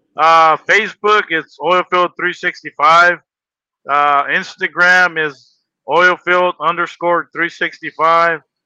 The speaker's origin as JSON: {"language": "English", "town": "Los Angeles", "region": "California", "country": "United States", "tie": "born or raised there", "moved": "yes", "lives_now": "Las Vegas, United States", "said": "I was born in Los Angeles, California"}